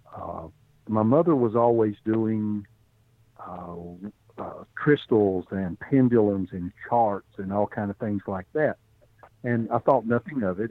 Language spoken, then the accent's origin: English; Appalachia, United States; also born or lived in Bristol, Tennessee; I'm from Appalachia